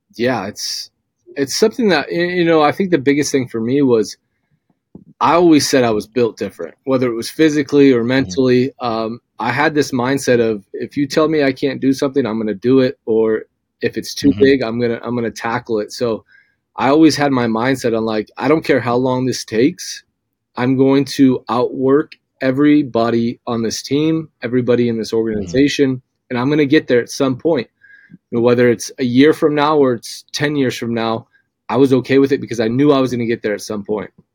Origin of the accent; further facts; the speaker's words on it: Southern California, United States; now in Meridian, United States; I'm from Southern California. I grew up a UCLA fan.